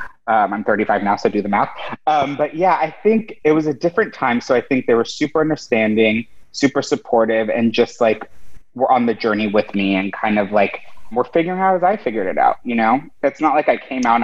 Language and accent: English; San Diego, California, United States; moved away as an adult; now in New York, United States; my family came from Mexico City. I grew up in San Diego. Then I moved to New York when I was 18